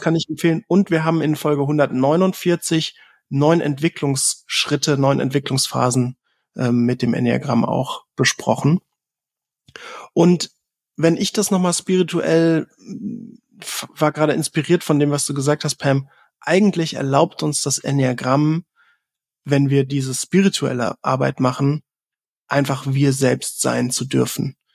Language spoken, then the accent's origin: German; Southern Germany, Germany; ich bin ähm, tatsächlich im Süden von Deutschland geboren